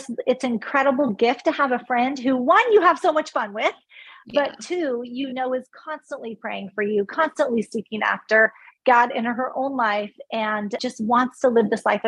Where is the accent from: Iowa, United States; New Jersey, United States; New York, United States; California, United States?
California, United States; moved away as an adult; also born or lived in Texas; now in Charleston, United States; Born and raised in California. Lived a bit in Texas with my first husband, then back to California. And now we have moved across the country to Charleston, South Carolina